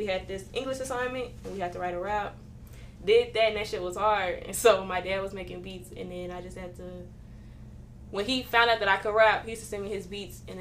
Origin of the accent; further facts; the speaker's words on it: Killeen, Texas, United States; also born or lived in Baton Rouge, Louisiana; I'm from Killeen, Texas, 254, like I said, if you ain't know. But yeah, I was born in Baton Rouge, Louisiana